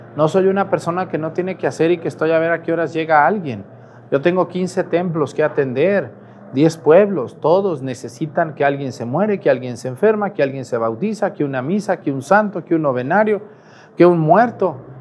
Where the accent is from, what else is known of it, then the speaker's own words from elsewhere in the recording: Mezticacán, Jalisco, Mexico; moved away; Yo también a veces voy a mi pueblo, a Mestigacán